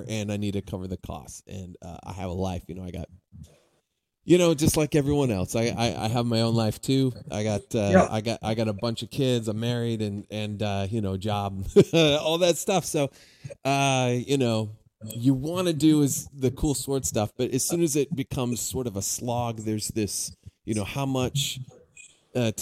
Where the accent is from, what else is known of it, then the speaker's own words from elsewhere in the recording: San Diego, California, United States; moved away as an adult; also born or lived in Arizona; now in Vancouver, Washington, United States; I grew up in San Diego area, so that's kind of where I hail from